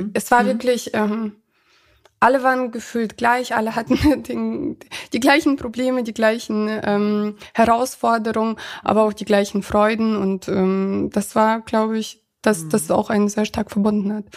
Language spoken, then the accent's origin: German; Ankum, Lower Saxony, Germany; moved away as an adult; also born or lived in Kazakhstan; now in Hanover, Germany; da, wo ich quasi aufgewachsen bin, mhm. ähm, in Ankum